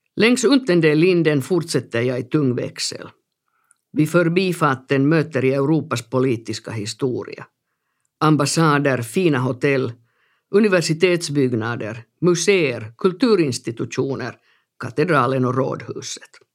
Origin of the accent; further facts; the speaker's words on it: Helsinki, Uusimaa, Finland; also born or lived in Bogotá, Colombia / Amsterdam, Netherlands; Jag växte upp i norra Haga, en femtitals förort i Helsingfors.